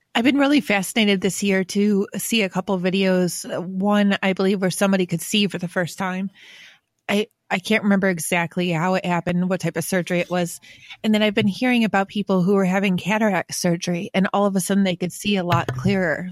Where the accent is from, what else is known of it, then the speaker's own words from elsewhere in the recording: Western New York, United States; I grew up in Western New York